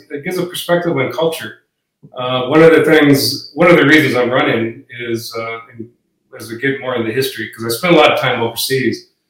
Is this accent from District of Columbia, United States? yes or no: no; Fort Belknap Reservation, Montana, United States; moved away; also born or lived in Idaho / Oregon; Yeah, so I'm actually from Montana. I grew up on, uh, my dad worked for the Bureau of Indian Affairs for a long time, and I grew up in the Fort Belknap Reservation